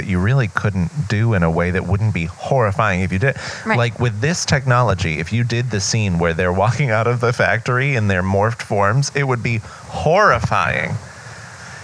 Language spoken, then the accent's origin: English; Leominster, Massachusetts, United States; I grew up in Leominster